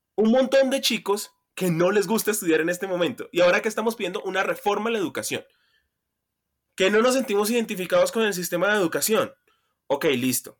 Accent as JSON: {"language": "Spanish", "town": "Buenaventura", "region": "Valle del Cauca", "country": "Colombia", "tie": "born or raised there", "moved": "yes", "lives_now": "Bogotá, Colombia", "said": "no nací acá, nací en Buenaventura"}